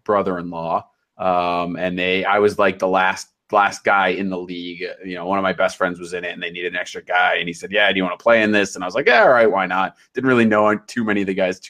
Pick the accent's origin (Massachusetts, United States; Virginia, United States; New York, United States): Massachusetts, United States; Boston; I'm from the Boston area